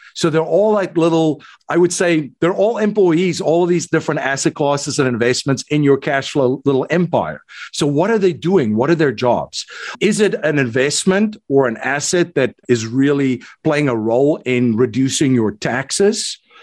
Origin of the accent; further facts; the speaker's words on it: South Africa; accent: South African; moved away as an adult; now in United States; I'm originally from South Africa. So, that's hence the South African. the South African accent. I came to the United States in 2001